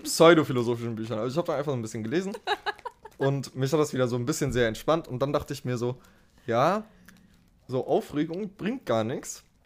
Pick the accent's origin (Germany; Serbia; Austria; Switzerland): Germany; du kommst aus Deutschland, oder? Und ich dachte so, okay, mein Akzent fällt wieder auf